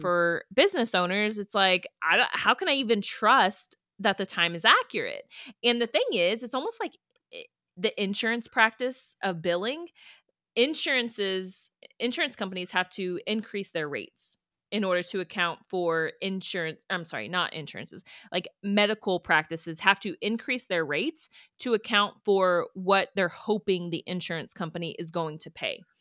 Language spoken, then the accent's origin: English; Houston, Texas, United States; moved away as an adult; also born or lived in Pikeville, Kentucky; so I'm from Houston, and then I go to Pikeville, Kentucky